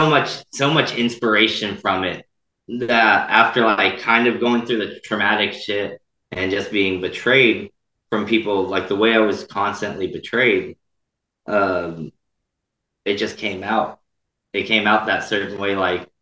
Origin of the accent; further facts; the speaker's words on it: Texas, United States; moved away as an adult; now in Kansas, United States; I'm from Texas